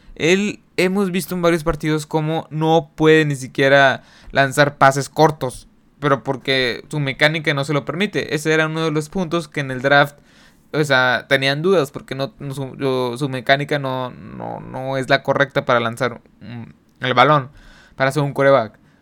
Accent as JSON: {"language": "Spanish", "country": "Mexico", "said": "aquí en mi país en México"}